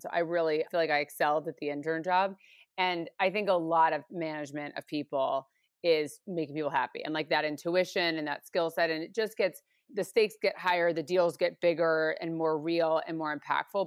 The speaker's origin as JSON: {"language": "English", "region": "New York or the suburbs of New York", "country": "United States", "tie": "born or raised there", "moved": "as an adult", "lives_now": "Los Angeles, United States", "said": "I grew up in New York or the suburbs of New York"}